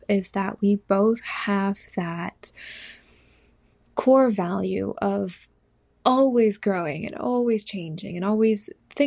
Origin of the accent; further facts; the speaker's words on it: Southern California, United States; moved away as an adult; also born or lived in New Jersey; now in North Carolina, United States; I grew up in Southern California, and I went to university in New Jersey, where we met. And I have since moved to North Carolina